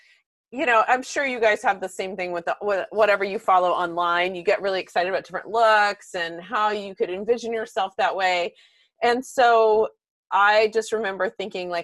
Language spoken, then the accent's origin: English; Texas, United States; growing up in Texas